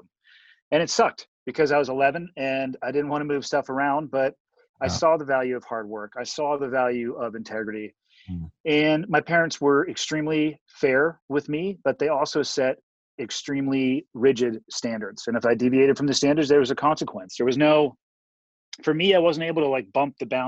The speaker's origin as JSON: {"language": "English", "town": "Santa Cruz", "region": "California", "country": "United States", "tie": "born or raised there", "said": "I was born and raised in Santa Cruz, California"}